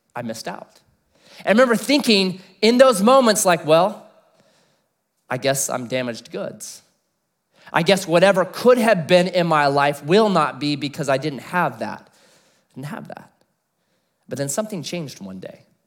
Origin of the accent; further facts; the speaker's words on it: United States; Before I'm an American, I'm a Christian